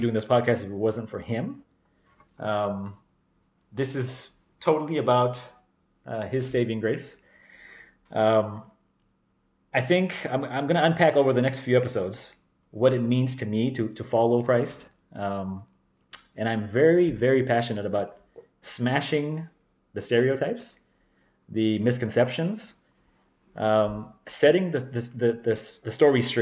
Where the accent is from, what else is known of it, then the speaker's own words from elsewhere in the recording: Stockton, California, United States; I was born and raised in Stockton, California